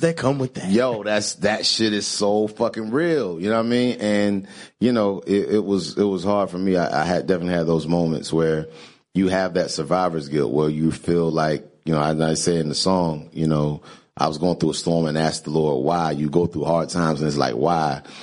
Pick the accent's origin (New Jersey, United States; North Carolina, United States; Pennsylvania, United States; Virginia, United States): North Carolina, United States; Greensboro; where I grew up in Greensboro, North Carolina, it was a college town.